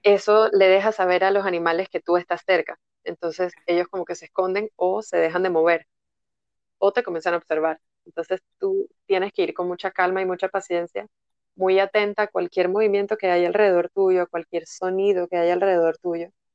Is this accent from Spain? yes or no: no; Panama; moved away as an adult; also born or lived in Netherlands; yo soy de Panamá